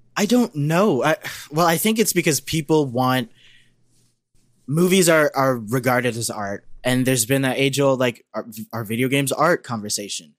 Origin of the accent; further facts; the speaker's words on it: Canada; as a Canadian